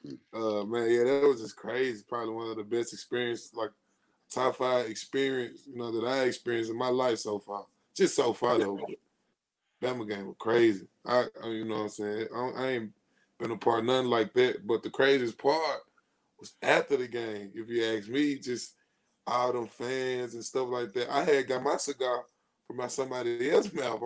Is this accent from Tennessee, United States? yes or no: yes; Tennessee, United States; I'm from Tennessee.